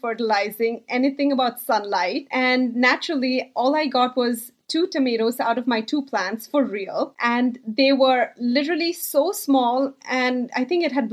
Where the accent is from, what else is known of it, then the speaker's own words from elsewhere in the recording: Bangalore, Karnataka, India; now in New Jersey, United States; I grew up in India. And as you can imagine, in a big city like Bangalore in India